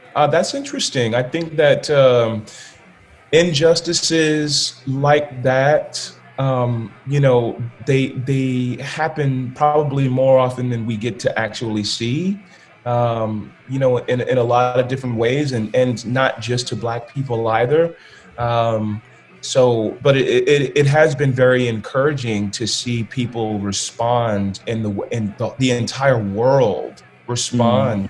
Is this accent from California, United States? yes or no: yes; California, United States; I'm from California, so it's a lot of Latin culture there.